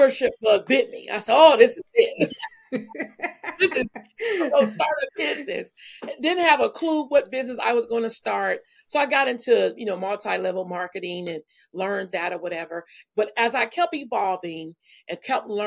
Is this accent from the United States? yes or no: yes; Benton Harbor, Michigan, United States; moved away as an adult; now in California, United States; I'm from a small town, Benton Harbor, Michigan, and grew up in a beautiful family